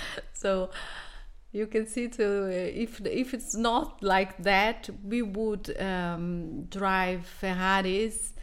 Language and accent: English; Brazil; English is a second language; moved away; I come from Brazil